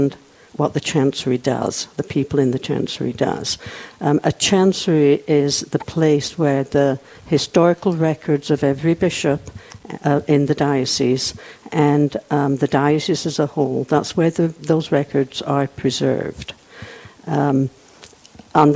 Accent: England, United Kingdom; moved away as an adult; also born or lived in Germany; now in Rapid City, United States; I was born and raised in England

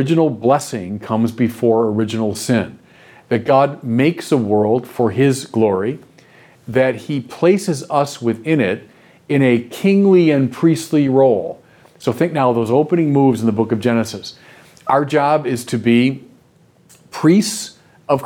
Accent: United States; also born or lived in Paris, France / Chicago; As Americans

